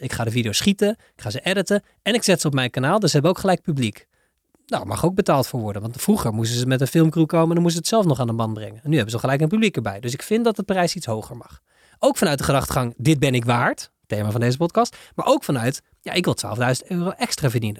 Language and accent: Dutch; Netherlands; Wij zijn als Hollanders